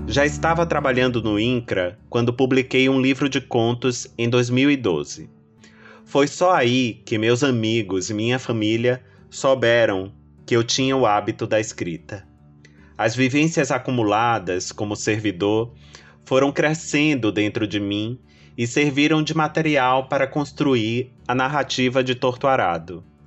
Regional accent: Salvador, Bahia, Brazil; Eu nasci na Cidade Baixa, um bairro histórico e portuário

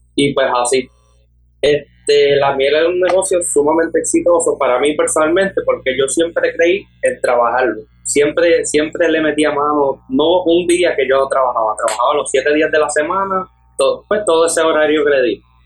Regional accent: Aguadilla, Puerto Rico; Actualmente tengo 18 años de edad y soy de Aguadilla

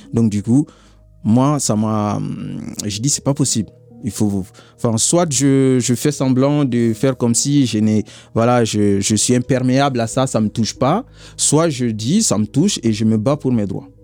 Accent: Mali; moved away as an adult; now in France; je viens du Mali

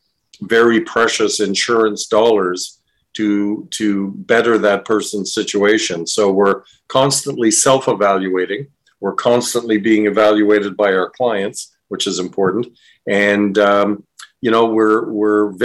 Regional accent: East Coast of Canada, Canada; now in Windsor, Canada; I'm from the East Coast of the country and grew up there

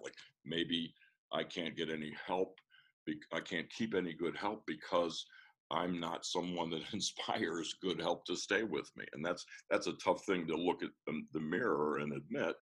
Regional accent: Washington, District of Columbia, United States; I'm from Washington D.C., born and raised, an actual native.

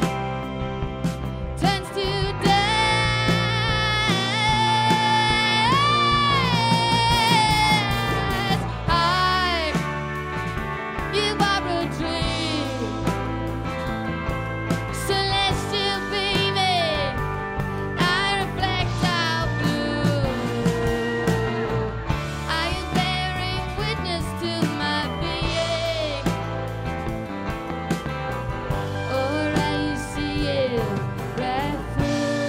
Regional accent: Canada; I'm from Canada

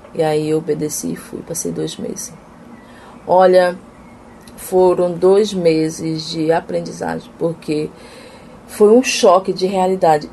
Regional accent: Amapá, Brazil; moved away as an adult; now in Recife, Brazil; Eu sou do estado do Amapá. É, eu vim para cá, para Recife, em 2018

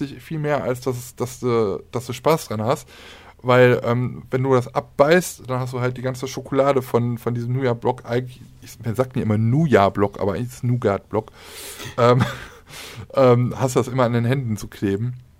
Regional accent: Aachen, North Rhine-Westphalia, Germany; bei uns in Aachen sagt man Kütteln drumrum

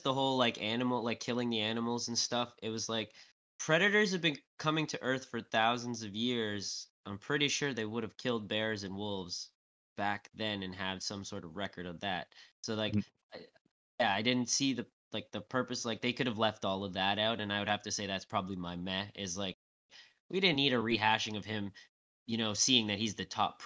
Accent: Canada; I'm from Canada

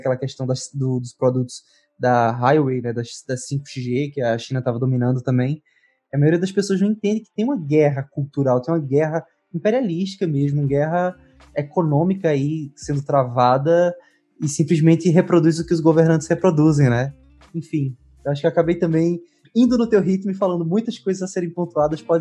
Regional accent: Northeast Region, Brazil; eu sou uma pessoa que eu sou do Nordeste, assim, de um ambiente árido, de um ambiente quente.

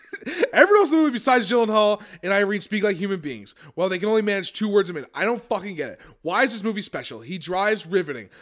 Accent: Westchester, New York, United States; I was raised in Westchester, New York

